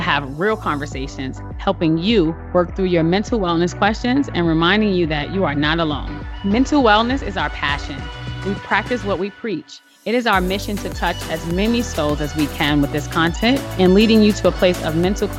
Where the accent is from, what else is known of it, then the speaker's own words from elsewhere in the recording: New York City, New York, United States; I'm a New Yorker.